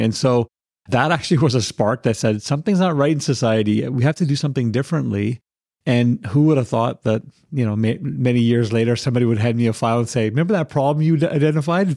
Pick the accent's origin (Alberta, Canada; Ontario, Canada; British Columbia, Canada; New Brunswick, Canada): British Columbia, Canada; Victoria; moved away as an adult; now in North Delta, Canada; I grew up in Victoria and I moved over here in about 2004.